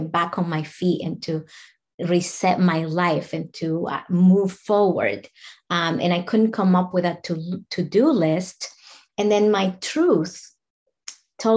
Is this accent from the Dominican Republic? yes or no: yes; Dominican Republic; moved away as an adult; now in United States; I'm from the Dominican Republic